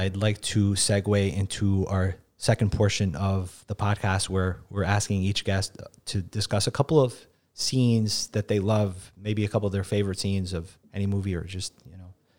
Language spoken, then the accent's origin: English; New York City, New York, United States; I grew up in the Bronx